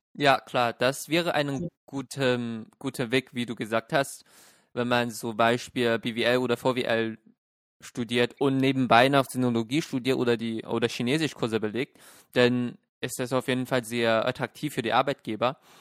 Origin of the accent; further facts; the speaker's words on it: Shenyang, Liaoning, China; now in Germany; ich bin ja in Shenyang aufgewachsen